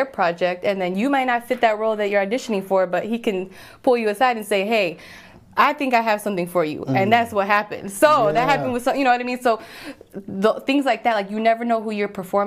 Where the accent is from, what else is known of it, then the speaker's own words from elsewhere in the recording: Puerto Rico; I'm Puerto Rican, so my voice, my accent, just the way that I naturally talk